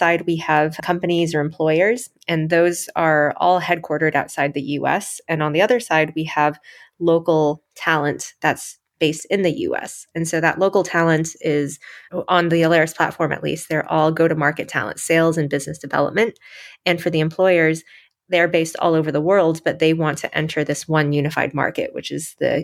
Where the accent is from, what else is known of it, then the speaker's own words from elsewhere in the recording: Michigan, United States; I grew up in Michigan